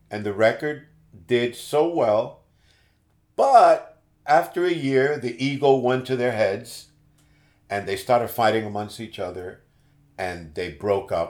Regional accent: Puerto Rico; born or raised there; moved away as an adult; also born or lived in Bronx, New York City, United States / North Miami, United States; now in Miami, United States

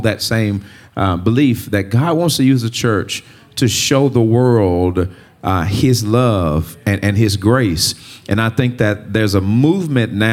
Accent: Greenwood, Mississippi, United States; I grew up in Greenwood, Mississippi

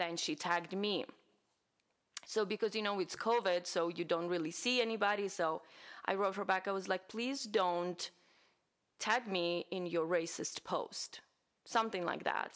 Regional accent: Ukraine; now in United States; I am from Ukraine, obviously, and I'm very proud to be from Ukraine

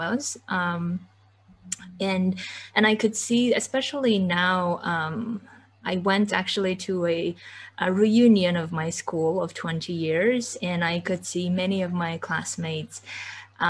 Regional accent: Kyrgyzstan; moved away; I come from Kyrgyzstan. I come from a very conservative village

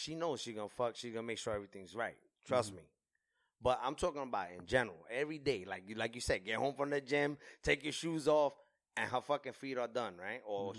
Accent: New York, United States; because I'm from New York

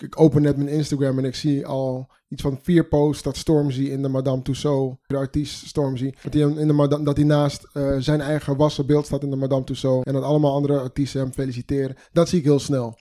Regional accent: Amsterdam, North Holland, Netherlands; Ik ben 33 jaar, geboren en getogen in Amsterdam, Ghanese van afkomst

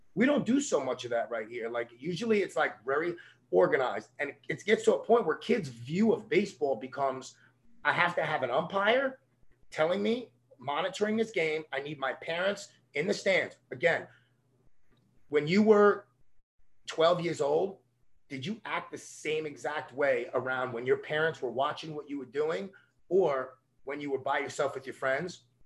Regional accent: New York City, New York, United States; I'm from a little neighborhood called Coney Island in, in Brooklyn, New York.

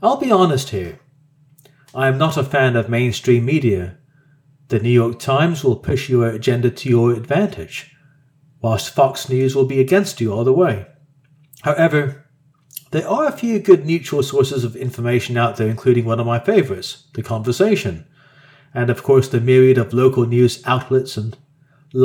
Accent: Australia; Us Australians

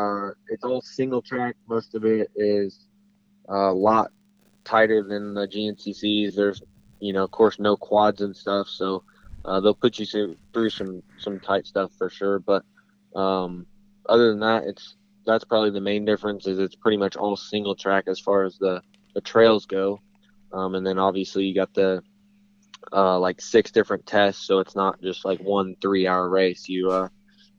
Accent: Springfield, Missouri, United States; I'm from Missouri, around Springfield, Missouri

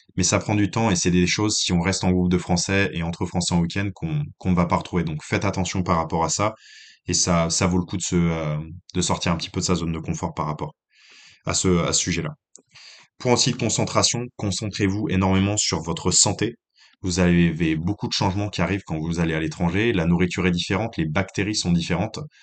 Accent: France; moved away as an adult; also born or lived in Lyon / Saint-Étienne / Nantes; now in New Zealand; en tant que Français

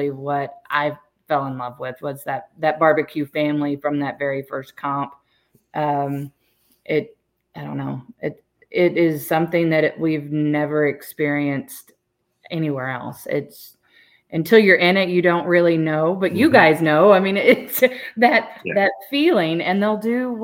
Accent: Texas, United States; I'm from Texas

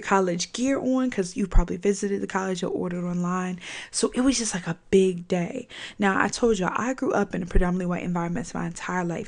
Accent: Virginia, United States; I'm from Virginia

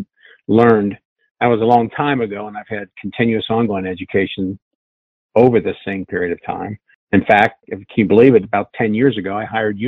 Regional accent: Cincinnati, Ohio, United States; I'm from Cincinnati

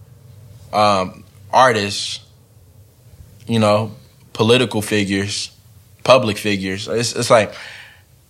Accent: Long Beach, California, United States; I'm from Long Beach

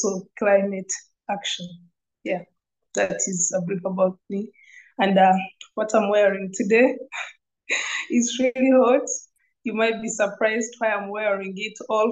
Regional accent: Uganda; I'm from Uganda.

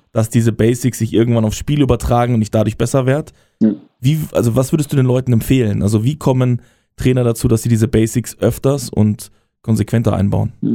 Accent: Bavaria, Germany; now in Berlin, Germany; aus dem Bayerischen, wo ich herkomme

